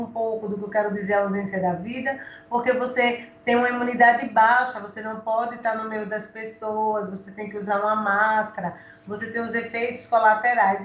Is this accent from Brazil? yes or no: yes; Alagoas, Brazil; como mulher, como alagoana